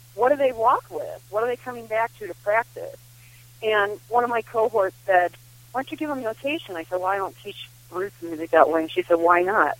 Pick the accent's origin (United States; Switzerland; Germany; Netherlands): United States; Midwest; I grew up with too in the Midwest